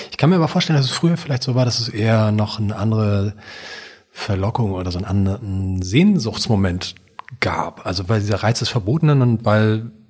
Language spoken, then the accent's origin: German; Hamburg, Germany; ich bin in einer Kommune aufgewachsen in Hamburg, in so einer Art Hippie-Wohnprojekt.